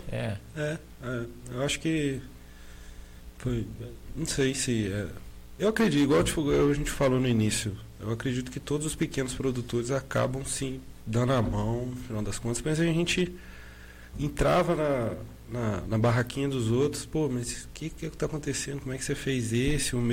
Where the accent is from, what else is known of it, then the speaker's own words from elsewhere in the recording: Juiz de Fora, Minas Gerais, Brazil; also born or lived in Rio de Janeiro; now in Valença, Brazil; A gente é mineiro. É, eu sou, nasci em Juiz Fora e ela nasceu em Rio Preto.